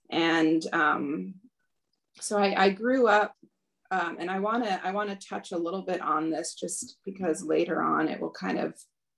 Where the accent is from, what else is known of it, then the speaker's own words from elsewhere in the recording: Los Angeles, California, United States; born there; So I was born in the Los Angeles temple, New Dwarka